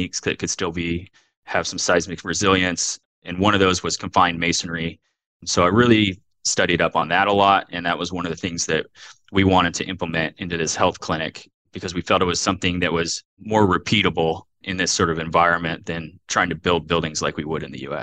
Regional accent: Oregon, United States; also born or lived in California / San Francisco / New Zealand / Portland; I grew up in Oregon in the Pacific Northwest

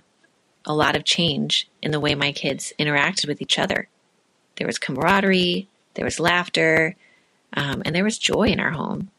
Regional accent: Illinois, United States; I'm from Illinois.

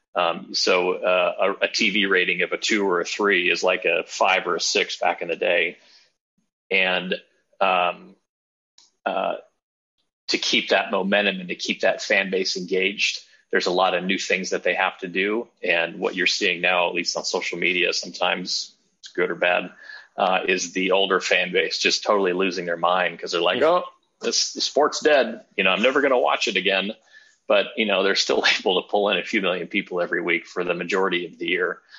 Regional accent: Southern California, United States; now in Davidson, United States; I'm originally from Southern California

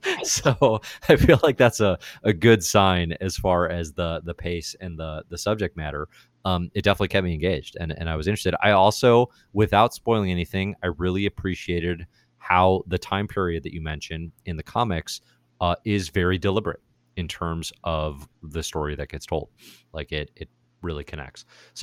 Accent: Chicago, Illinois, United States; I'm from Chicago

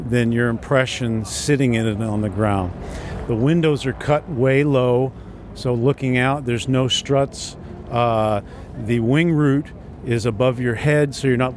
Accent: New England, United States; I'm from New England, and it gets mighty cold up there

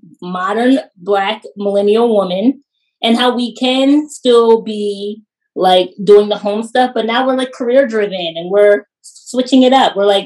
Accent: Pennsylvania, United States; we grew up like up in Pennsylvania

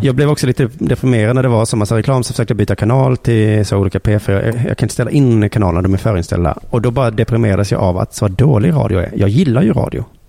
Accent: Sweden; vi svenskar

